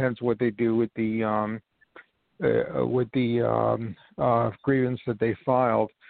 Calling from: New York, United States; I'm calling from New York

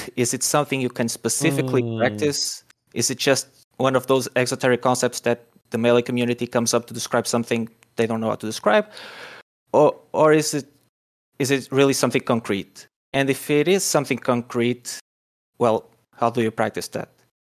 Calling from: Portugal; I'm calling in from Portugal.

